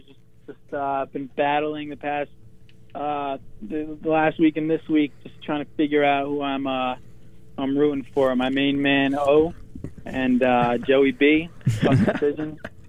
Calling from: New Jersey, United States; from Jersey. How we doing?

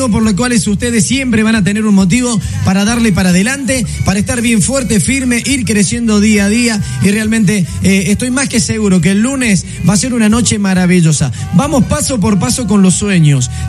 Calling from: General Pico, La Pampa, Argentina; hola, buenas tardes … soy de General Pico, La Pampa

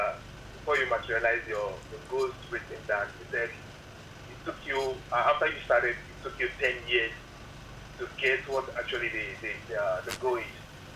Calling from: Nigeria; I'm calling from Igodo.

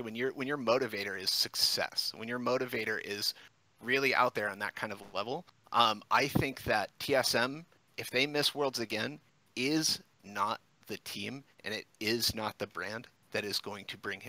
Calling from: Flint, Michigan, United States; Flint, Michigan, my man.

